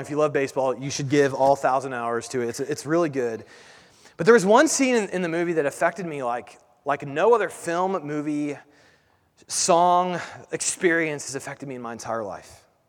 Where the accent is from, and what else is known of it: United States